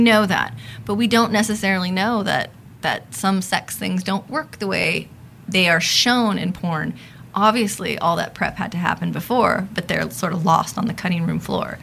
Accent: Los Angeles, California, United States; I am a sociologist, uh, born and raised in Los Angeles

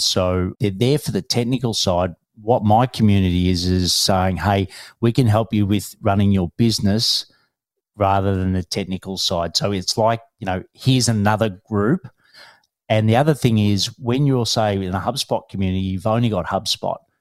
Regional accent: Melbourne, Victoria, Australia; I'm from Melbourne, Australia

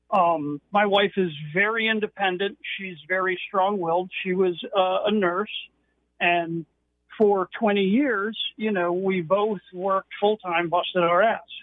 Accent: New York, United States; moved away; I'm originally from New York.

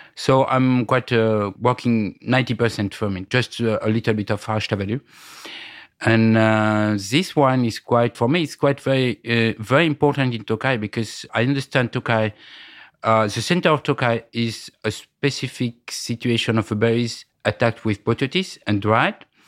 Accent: Bordeaux, Nouvelle-Aquitaine, France; English is a second language; also born or lived in Tokaj, Hungary; now in Hungary; coming from Bordeaux

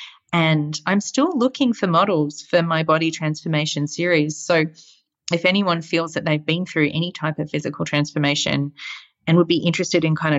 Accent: Australia; moved away; especially as an Australian right now, seeing kind of my home country pretty much on fire

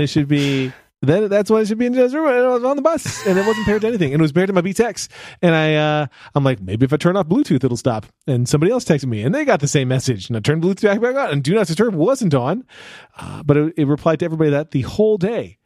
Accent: United States; I'm from America

